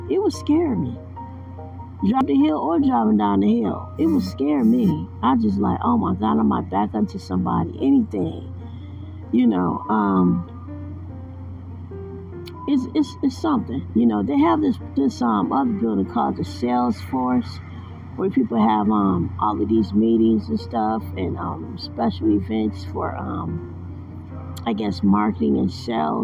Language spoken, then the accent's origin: English; Detroit, Michigan, United States; moved away; I was born and raised in Detroit